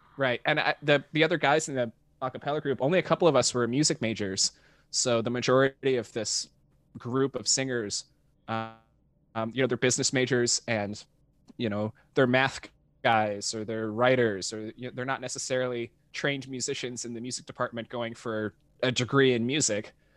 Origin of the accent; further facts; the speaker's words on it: Dallas–Fort Worth area, North Texas, United States; now in Los Angeles, United States; I grew up in North Texas, um, in the suburbs of, like, the Dallas and Fort Worth area